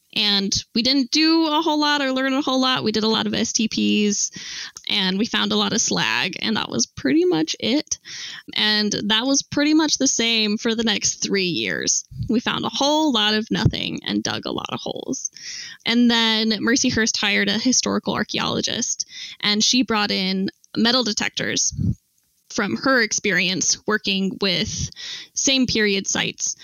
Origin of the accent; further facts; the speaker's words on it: Salt Lake City, Utah, United States; I grew up in Salt Lake City, Utah